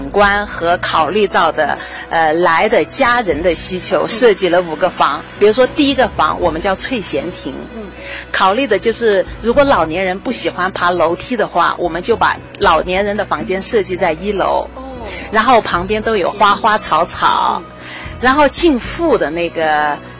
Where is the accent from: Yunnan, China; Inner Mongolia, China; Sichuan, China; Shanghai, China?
Yunnan, China; Kunming; now in Dali, China; 我们是从昆明下来的。